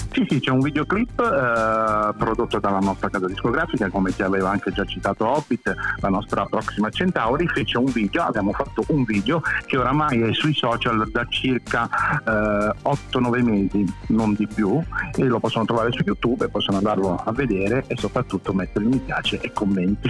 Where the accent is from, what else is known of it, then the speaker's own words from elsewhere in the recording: Trinitapoli, Apulia, Italy; siamo tutti e due dello stesso paese di Trinitapoli